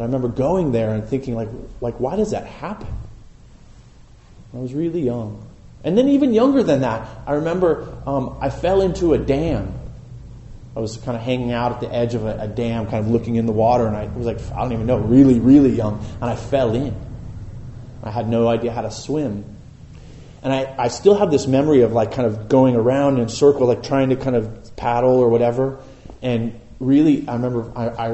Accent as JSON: {"language": "English", "town": "Boulder Creek", "region": "California", "country": "United States", "tie": "born or raised there", "said": "I grew up in Boulder Creek"}